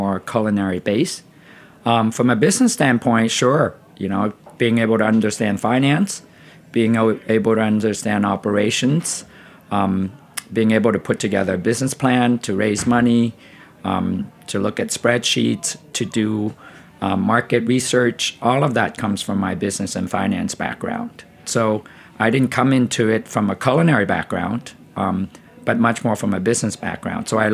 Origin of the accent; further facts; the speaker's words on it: Vietnam; also born or lived in Bay Area, California, United States; now in United States; I grew up in Vietnam, and I ate delicious tofu growing up with my grandfather